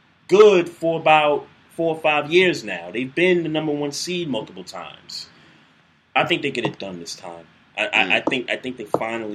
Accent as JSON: {"language": "English", "region": "New York", "country": "United States", "moved": "yes", "lives_now": "Maryland, United States", "said": "As a New Yorker"}